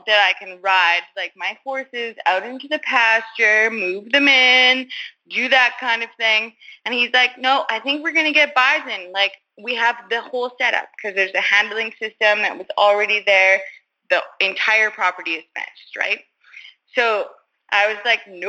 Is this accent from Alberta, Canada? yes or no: yes; Alberta, Canada; I am from Maresorbe, Alberta